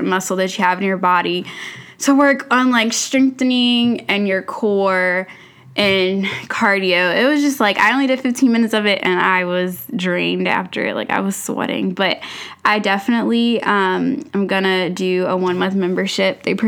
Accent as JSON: {"language": "English", "town": "Atlanta", "region": "Georgia", "country": "United States", "tie": "born or raised there", "said": "I've lived here since I was younger"}